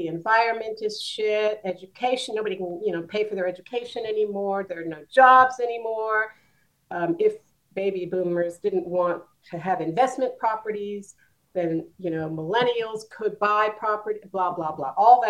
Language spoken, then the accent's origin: English; New Jersey, United States; born there; I was born in New Jersey in the U.S. in 1952, which makes me 71 years old this year.